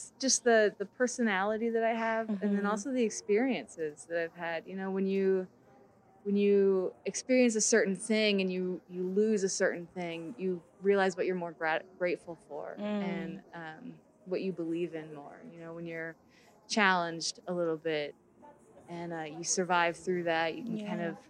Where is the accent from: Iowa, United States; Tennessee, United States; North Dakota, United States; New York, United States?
Iowa, United States; also born or lived in Wisconsin; I'm from Iowa.